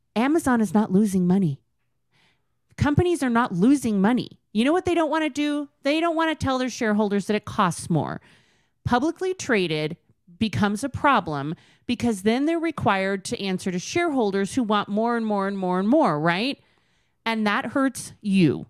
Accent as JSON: {"language": "English", "region": "Southern California", "country": "United States", "tie": "born or raised there", "moved": "as an adult", "lives_now": "Utah, United States", "said": "I grew up in Southern California."}